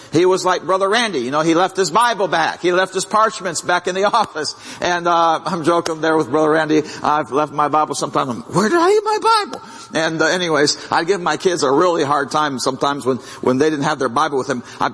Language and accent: English; Brazil; Well, I grew up in Brazil, and they eat rice and beans every day.